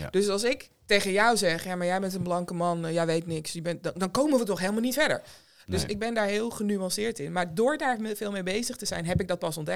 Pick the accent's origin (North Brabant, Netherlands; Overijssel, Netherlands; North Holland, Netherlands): North Holland, Netherlands; Zaandam; opgegroeid in Zaandam en ja, geboren in 1984.